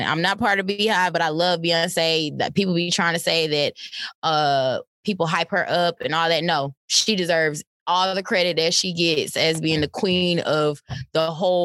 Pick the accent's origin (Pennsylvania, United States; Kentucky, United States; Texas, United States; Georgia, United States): Georgia, United States; Atlanta; I'm from Atlanta